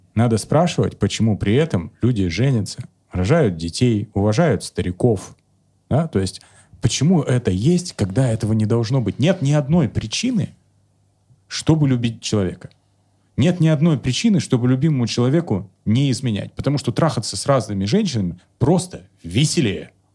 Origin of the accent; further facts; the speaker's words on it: Kemerovo, Kemerovo Oblast, Russia; moved away; also born or lived in Novosibirsk; я из Кемерово родом